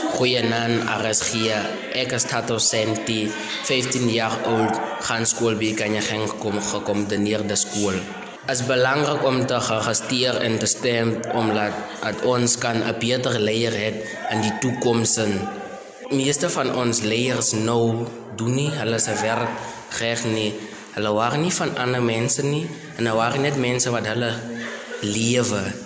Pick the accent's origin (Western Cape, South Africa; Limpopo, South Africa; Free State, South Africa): Free State, South Africa; Jacobsdal; ek as 'n inwoner van Jacobsdal, ek gaan skool by Ikanyeng gekombineerde skool.